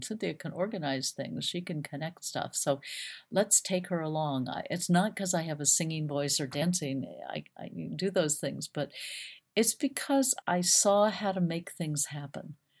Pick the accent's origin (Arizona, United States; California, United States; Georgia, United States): Arizona, United States; Phoenix; I grew up in Phoenix, Arizona